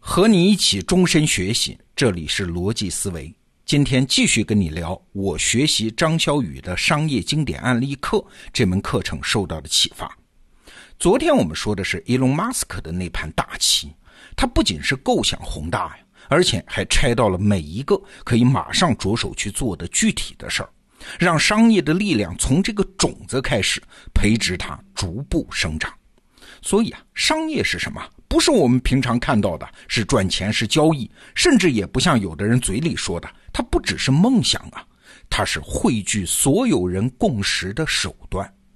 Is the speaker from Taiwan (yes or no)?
no; China; 就像我们中国人用的淘宝或者是京东那样